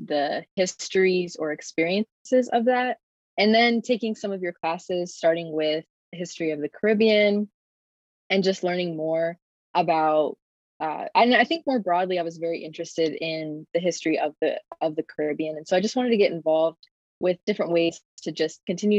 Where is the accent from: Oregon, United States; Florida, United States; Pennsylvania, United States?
Pennsylvania, United States; Reading; I'm from Reading, Pennsylvania, and this is my third year at Pitt